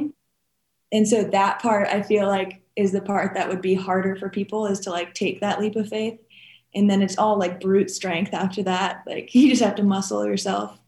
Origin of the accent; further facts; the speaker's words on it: New Hampshire, United States; moved away as an adult; now in Jackson, United States; Born and raised in New Hampshire, and moved to Jackson when I was 20